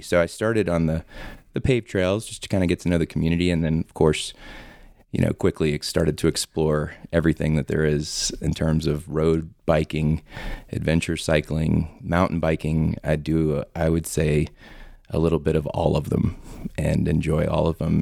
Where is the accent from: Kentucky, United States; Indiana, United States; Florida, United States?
Florida, United States; moved away as an adult; now in Loveland, United States; I'm actually from Florida, born and raised